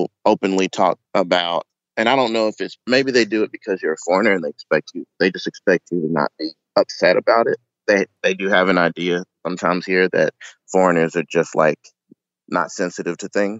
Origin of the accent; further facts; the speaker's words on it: Knoxville, Tennessee, United States; moved away as an adult; now in Kanagawa, Japan; I'm from Tennessee, Knoxville.